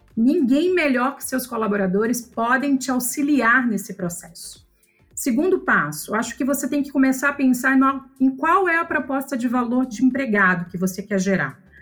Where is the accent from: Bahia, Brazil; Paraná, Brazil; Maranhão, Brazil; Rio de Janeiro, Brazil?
Maranhão, Brazil; São Luís; eu sou nascida em São Luís do Maranhão